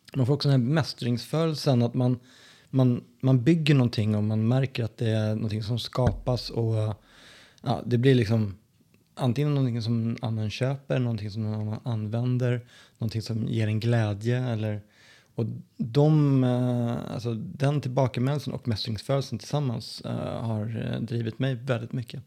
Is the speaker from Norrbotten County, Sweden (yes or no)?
no; Sollentuna, Stockholm County, Sweden; moved away as an adult; now in Skien, Norway; uppvuxen i norra delen av Stockholm som heter Sollentuna.